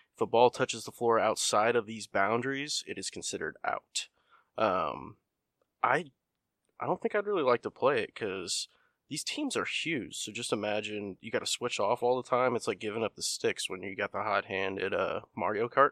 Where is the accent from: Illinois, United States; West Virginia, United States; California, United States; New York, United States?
Illinois, United States; I'm from Illinois